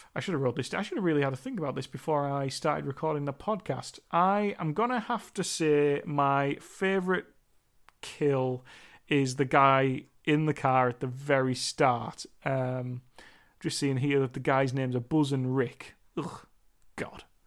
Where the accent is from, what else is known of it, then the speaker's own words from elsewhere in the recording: United Kingdom; I am British